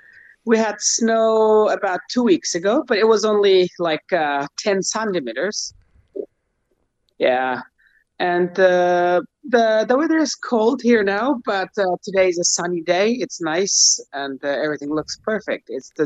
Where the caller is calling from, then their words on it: Mazar-e-Sharif, Balkh, Afghanistan; I'm calling from Mazar-e-Sharif. Mazar-e-Sharif in the north of Afghanistan.